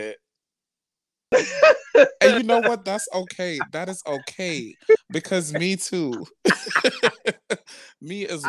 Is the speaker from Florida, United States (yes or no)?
yes; Florida, United States; moved away; growing up in Florida, we didn't really have the winter.